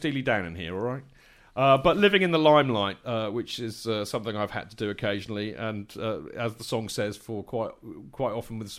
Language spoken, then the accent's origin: English; Winchester, South East England, United Kingdom; moved away as an adult; now in London, United Kingdom; I came from Winchester.